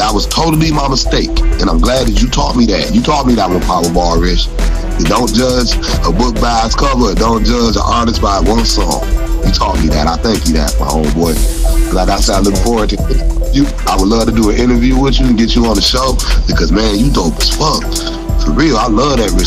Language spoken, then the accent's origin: English; Detroit, Michigan, United States; I'm from Detroit, so you know I know how the kids dress and sound